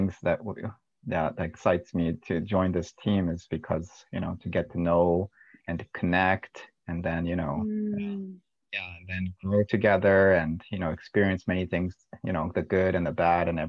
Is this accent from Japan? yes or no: yes; Japan; now in Buena Park, United States; when I was growing up in Japan